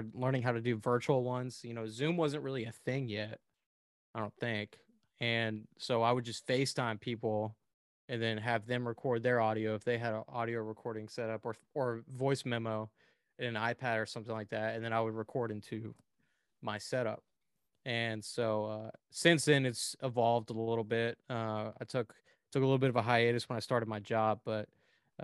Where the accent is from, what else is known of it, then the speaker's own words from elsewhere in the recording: Houston, Texas, United States; also born or lived in Lake Charles, Louisiana / Las Vegas, Nevada; I grew up in the Houston area